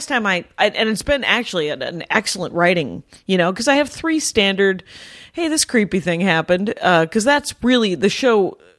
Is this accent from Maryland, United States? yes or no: no; Milwaukee, Wisconsin, United States; we're from Milwaukee, very proud.